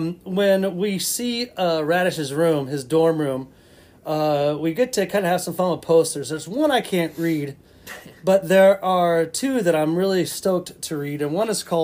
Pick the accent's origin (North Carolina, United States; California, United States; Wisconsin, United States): North Carolina, United States; My home state.